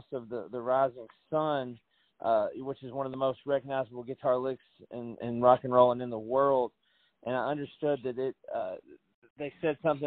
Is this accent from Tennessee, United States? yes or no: yes; Tennessee, United States; I'm born and raised in Tennessee